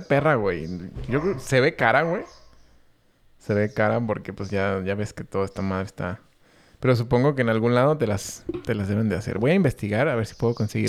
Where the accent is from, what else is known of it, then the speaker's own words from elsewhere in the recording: Mexico; Como mexicanos